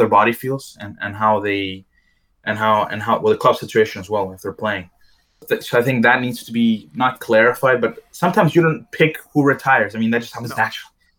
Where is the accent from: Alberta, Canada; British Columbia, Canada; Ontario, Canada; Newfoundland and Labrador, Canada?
Alberta, Canada; Edmonton; her hometown, which is Edmonton, which is also my hometown